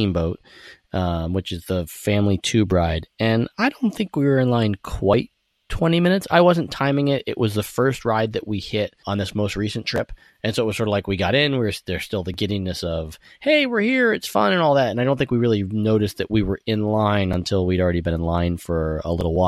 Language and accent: English; New York, United States; being a New Yorker